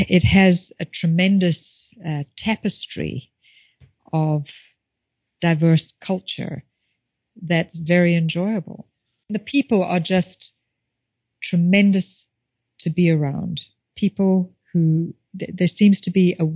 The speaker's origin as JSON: {"language": "English", "country": "Zimbabwe", "tie": "born or raised there", "moved": "yes", "said": "I think about growing up in Zimbabwe"}